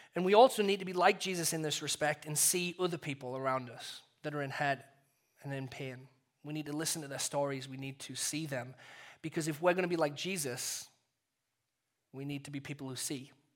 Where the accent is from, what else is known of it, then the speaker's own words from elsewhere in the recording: England, United Kingdom; When I first became a Christian, uh, in growing up in England